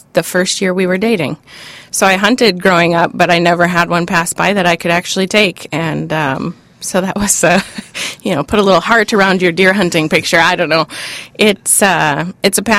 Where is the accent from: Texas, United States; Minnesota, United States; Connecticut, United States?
Minnesota, United States; Hibbing; Growing up in Hibbing, Minnesota, most of us hunted